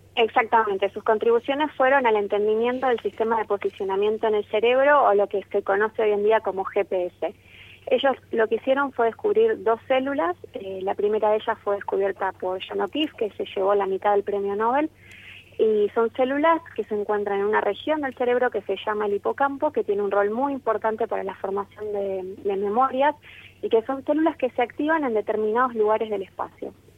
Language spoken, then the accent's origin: Spanish; Argentina